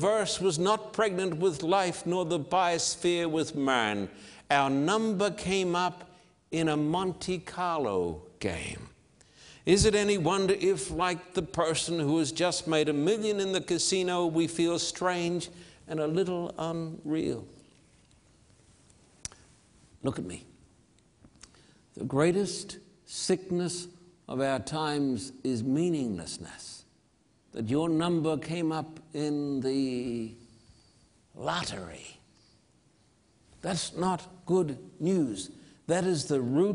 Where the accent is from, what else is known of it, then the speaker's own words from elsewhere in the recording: Australia; moved away as an adult; now in United States; I'm an Australian living in this land